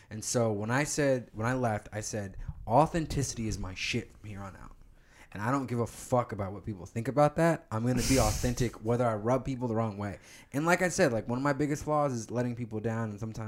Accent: Plano, Texas, United States; And just life growing up in Plano as a black kid.

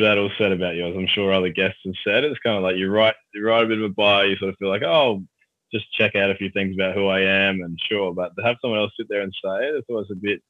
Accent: Highbury, South Australia, Australia; also born or lived in Whyalla / Port Pirie; Grew up in Highbury and was actually born in Wyala

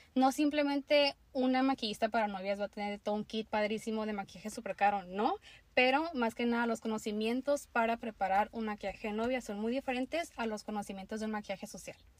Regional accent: Tijuana, Baja California, Mexico; also born or lived in Mexicali; yo soy de Tijuana, eh, Baja California.

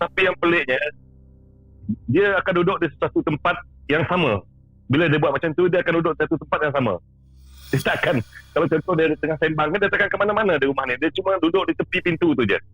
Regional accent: Sarawak, Malaysia; saya berasal dari Sarawak

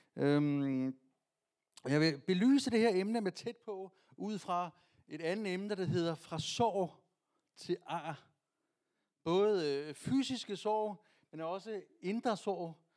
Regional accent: Vestegnen, Capital Region of Denmark, Denmark; Jeg er fra Vestegnen

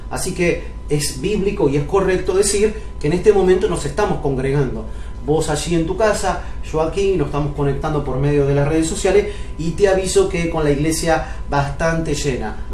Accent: Cipolletti, Río Negro, Argentina; Yo me crié en Chipoleti, en Río Negro, en La Chacra

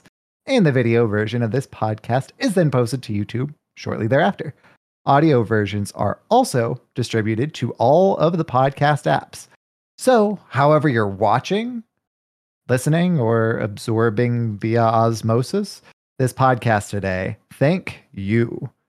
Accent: Texas, United States; now in Oregon, United States; Ever since I moved here from Southeast Texas, it's like, oh, we were in a drought? No longer, because I brought the rain with me.

